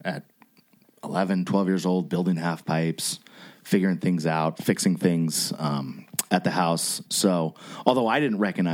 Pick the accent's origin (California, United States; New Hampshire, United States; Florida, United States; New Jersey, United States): California, United States; Sonoma; now in Napa, United States; I grew up in Sonoma.